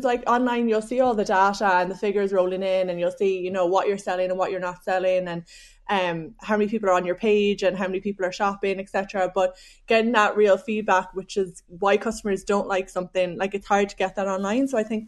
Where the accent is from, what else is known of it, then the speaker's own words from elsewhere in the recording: Cork, Munster, Ireland; accent: Cork; now in Dublin, Ireland; I am. I don't know if I've lost my Cork accent. I've been living in Dublin for so long.